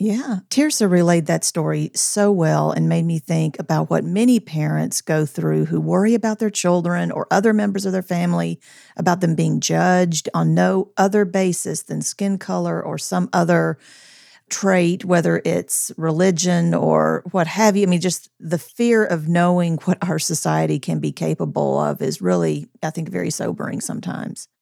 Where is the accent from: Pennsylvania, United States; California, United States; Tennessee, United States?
Tennessee, United States; Columbia; we grew up in Columbia, Tennessee